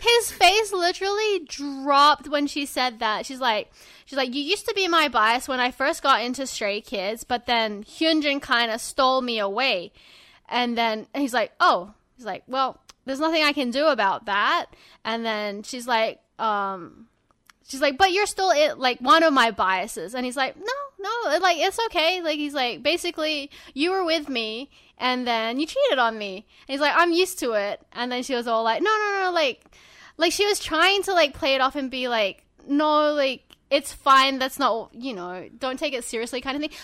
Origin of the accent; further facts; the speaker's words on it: Sydney, New South Wales, Australia; You guys are from my hometown